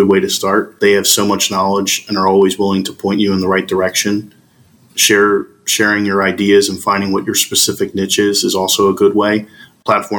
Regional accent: Philadelphia, Pennsylvania, United States; I am from Philadelphia, PA in the United States.

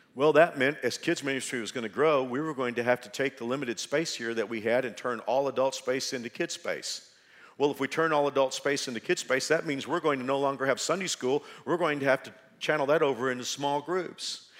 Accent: Dallas-Fort Worth area, Texas, United States; now in Wichita, United States; I'm from the Dallas, Fort Worth area.

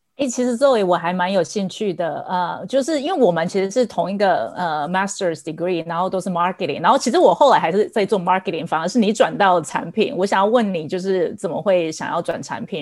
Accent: Taiwan; moved away as an adult; now in San Francisco Bay Area, United States; 大家应该听得出来我的口音，我来自台湾，然后我在美国大概有十多年的时间

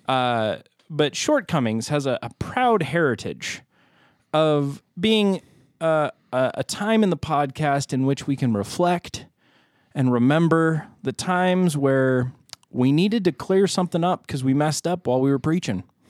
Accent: United States; we are American

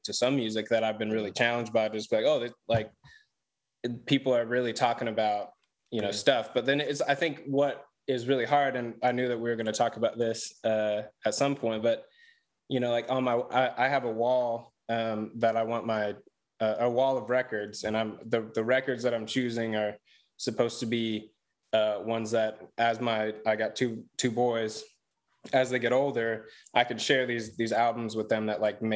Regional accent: California, United States; now in Greensboro, United States; I'm from California

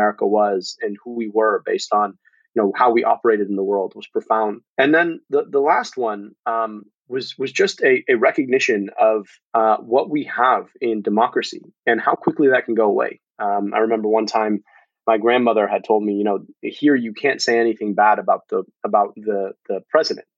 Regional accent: United States; having been born and raised in this country

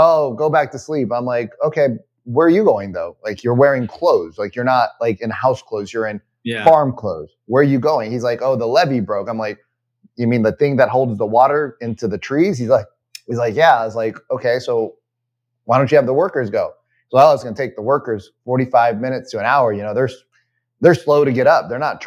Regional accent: United States; I'm totally an American

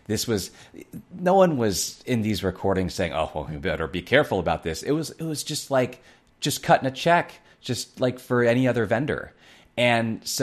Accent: Ohio, United States; my home state of Ohio

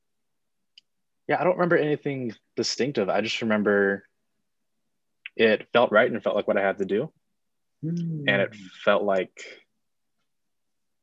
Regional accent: Palm Springs, California, United States; also born or lived in San Diego, California; I was born in San Diego, California, and then me and my family moved out to Palm Springs, where Southwest is located. When I was about 6 or 7

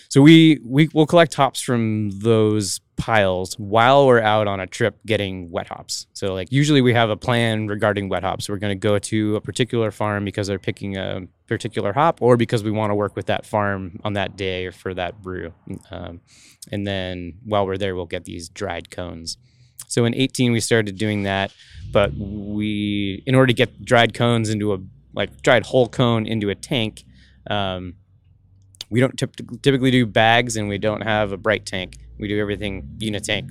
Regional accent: Washington, United States; moved away; also born or lived in Colorado; I'm from Washington

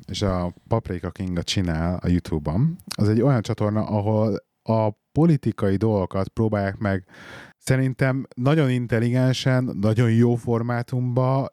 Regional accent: Hungary; now in England, United Kingdom; mi itt vagyunk ugye angliai magyarok

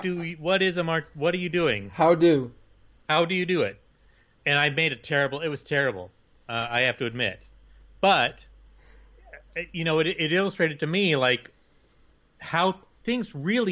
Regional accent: Bakersfield, California, United States; now in San Francisco, United States; my hometown in Bakersfield, California, which is redneck country

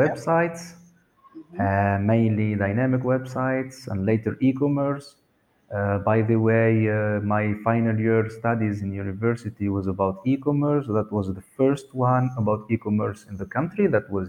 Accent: Sousse, Sousse Governorate, Tunisia; also born or lived in Sweden; So I was grown there in a nice town called Sousse

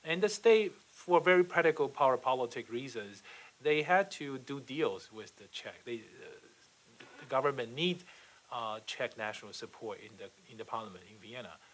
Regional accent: Taiwan; moved away as an adult; also born or lived in Taipei; now in United States; I'm originally from Taiwan

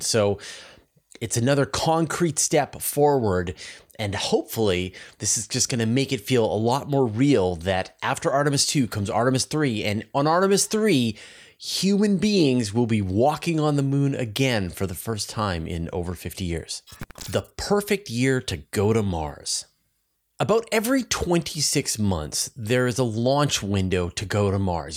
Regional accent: Canada; as a Canadian

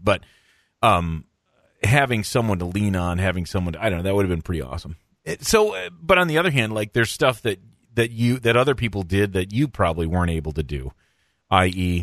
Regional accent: Michigan, United States; moved away as an adult; also born or lived in Minnesota; I grew up in Michigan

